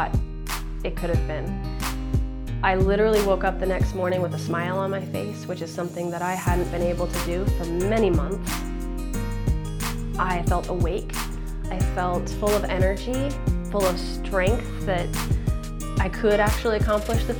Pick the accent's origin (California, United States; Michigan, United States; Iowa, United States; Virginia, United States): Virginia, United States; D.C., Virginia near Washington, United States; I grew up in Virginia near Washington, D.C.